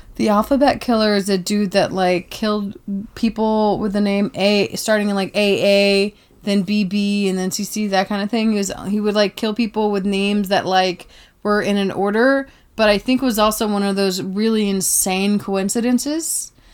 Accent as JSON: {"language": "English", "town": "Tybee Island", "region": "Georgia", "country": "United States", "said": "I came from Tybee Island, Georgia"}